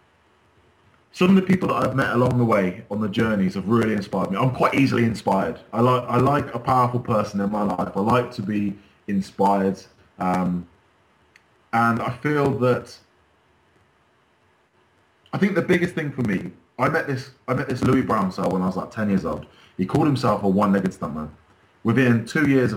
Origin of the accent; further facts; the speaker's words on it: Wells, Somerset, South West England, United Kingdom; now in Bournemouth, United Kingdom; I live in Bournemouth now. I've managed to move away. Originally, I'm from Wales in Somerset